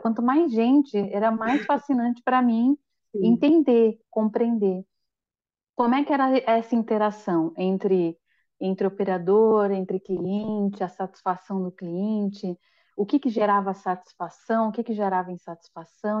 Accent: São Paulo, Brazil; moved away as an adult; now in Florianópolis, Brazil; eu nasci em São Paulo, capital

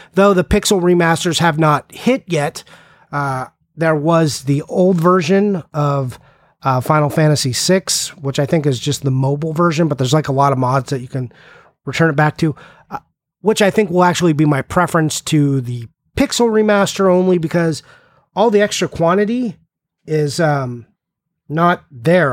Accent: California, United States; I'm from California

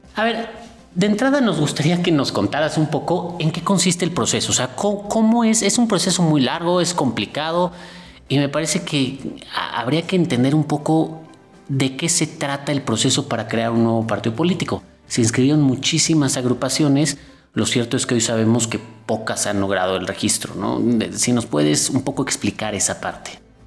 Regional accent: Mexico; Nuestros partidos son, son estables

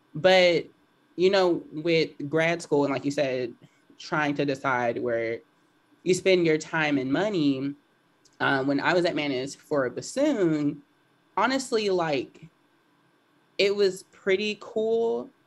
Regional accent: Houston, Texas, United States; I grew up in East Side of Houston.

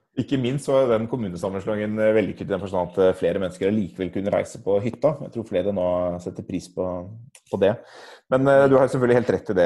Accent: Norway; Norge er jo et land hvor vi er, vi er vant til å tenke på selv som en, et relativt enhetlig land

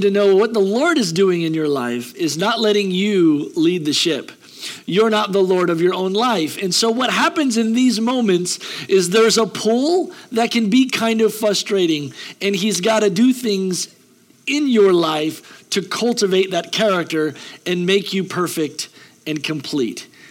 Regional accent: United States; We're American

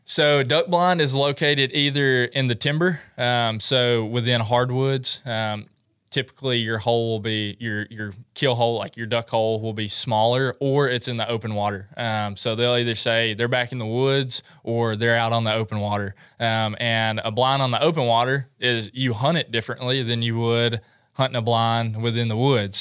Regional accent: Milan, Tennessee, United States; also born or lived in Murfreesboro, Tennessee; I was born and raised in Milan, Tennessee.

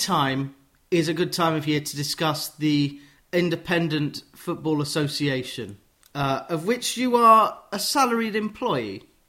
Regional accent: Watford, East of England, United Kingdom; I'm from Watford

